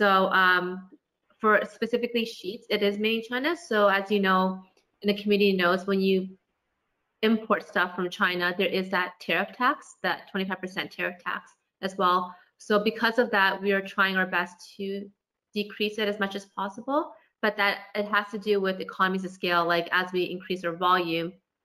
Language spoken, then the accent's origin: English; Toronto, Ontario, Canada; I'm half Vietnamese and half Chinese, but I was born in Toronto